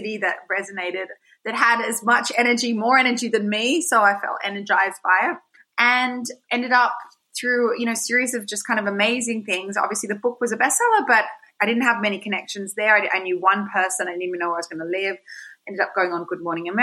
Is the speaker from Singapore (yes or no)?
no; Sydney, New South Wales, Australia; moved away as an adult; also born or lived in New York; I grew up in Sydney